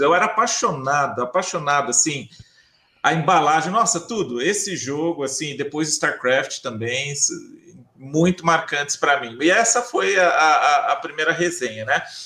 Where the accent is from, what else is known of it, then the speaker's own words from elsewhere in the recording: Bauru, São Paulo, Brazil; cidade de Bauru, que é a minha cidade natal, é, no interior de São Paulo